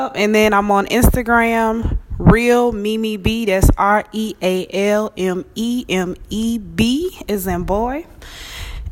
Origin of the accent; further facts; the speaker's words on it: Georgia, United States; also born or lived in Houston, Texas; now in Dallas, United States; I'm from Georgia